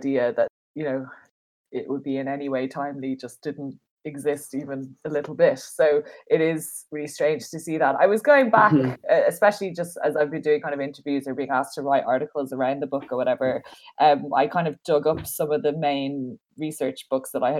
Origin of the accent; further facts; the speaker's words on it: Dublin, Leinster, Ireland; I'm from Dublin, like I'm from like a city, like I didn't grow up on a farm or in a rural background